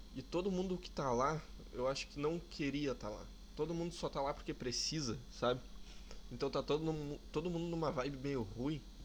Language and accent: Portuguese; Porto Alegre, Rio Grande do Sul, Brazil; accent: gaúcho; eu sou aqui de Porto Alegre. Né? Sou gaúcho, sim, infelizmente